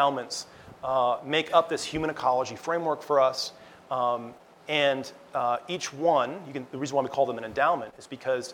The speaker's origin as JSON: {"language": "English", "region": "Montana", "country": "United States", "tie": "born or raised there", "also_born_or_lived": "New York", "said": "I was actually born in New York, but I was raised in Montana"}